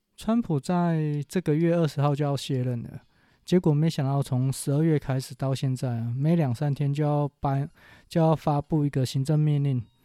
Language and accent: Chinese; Taiwan; 我们台湾人台语有一句话叫做